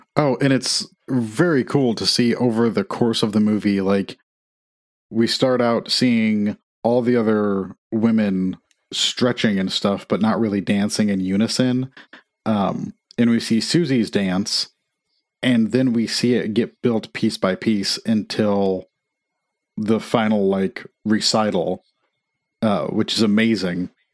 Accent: Midwest, United States; now in Nashville, United States; I grew up in Amish country

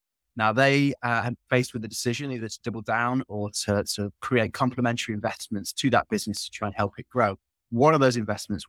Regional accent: Bakewell, East Midlands, United Kingdom; now in London, United Kingdom; So I'm British. I'm from a little town in the north of England called Bakewell near Sheffield.

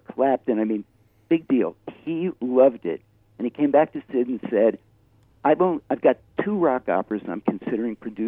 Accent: New York City, New York, United States; moved away as an adult; now in Ashland, United States; I live in Ashland, Oregon. I moved here in 2003 from New York City, where I lived virtually my whole life

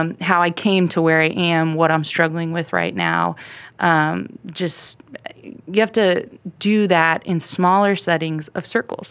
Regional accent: Ohio, United States; moved away as an adult; now in Texas, United States; I grew up in Ohio, in a small town

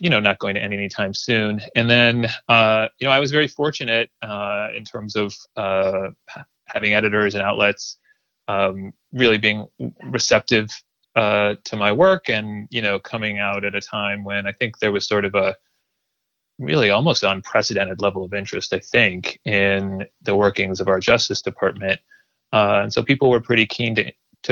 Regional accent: Springfield, Illinois, United States; moved away; also born or lived in New York; I was born in New York, but I grew up in Springfield, Illinois, Central Illinois, actually.

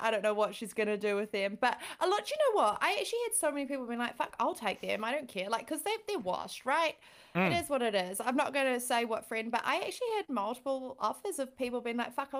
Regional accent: London, United Kingdom; accent: London; moved away; This is my London accent.

